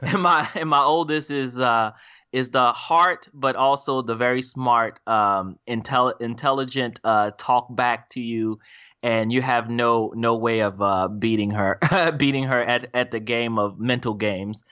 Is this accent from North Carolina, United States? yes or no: yes; Charlotte, North Carolina, United States; now in Raleigh, United States; I was, grew up in Charlotte